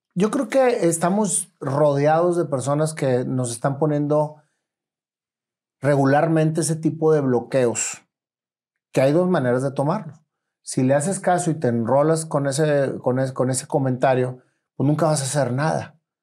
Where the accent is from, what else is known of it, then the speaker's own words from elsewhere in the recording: Monterrey, Nuevo León, Mexico; yo nací en Allende, entre Doctor y Suazo, entonces conozco perfectamente bien el centro